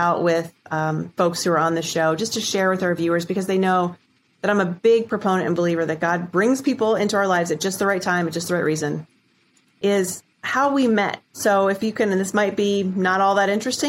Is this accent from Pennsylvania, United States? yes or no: no; Minerva, Ohio, United States; moved away; I grew up in Minerva, Ohio